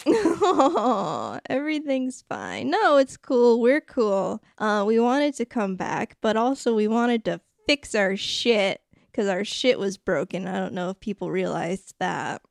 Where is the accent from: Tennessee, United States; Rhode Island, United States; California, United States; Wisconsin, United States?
Rhode Island, United States; A sound that I literally cannot make because I'm from Rhode Island.